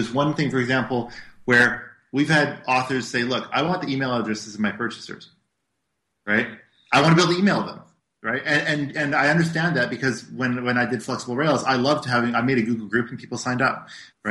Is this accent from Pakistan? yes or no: no; Canada; we're Canadian, right?